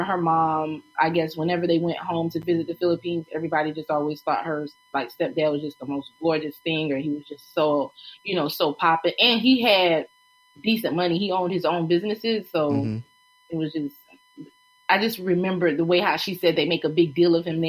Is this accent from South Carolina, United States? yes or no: yes; Myrtle Beach, South Carolina, United States; When I was growing up in Myrtle Beach